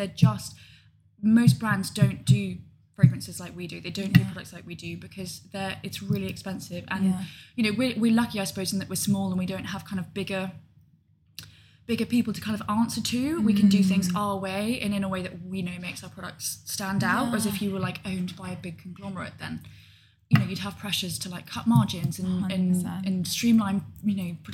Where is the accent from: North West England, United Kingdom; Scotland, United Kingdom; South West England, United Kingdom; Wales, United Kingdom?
South West England, United Kingdom; Gloucestershire; also born or lived in London; I grew up in Gloucestershire. Family live there. Grandparents live there. Went to school there.